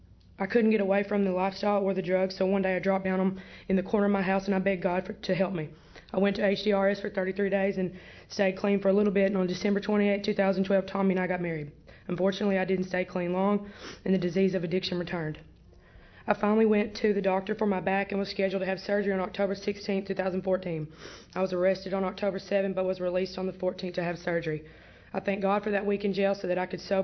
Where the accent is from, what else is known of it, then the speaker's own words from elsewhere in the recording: Jonesboro, Arkansas, United States; I was born on September 19, 1985 in Jonesboro, Arkansas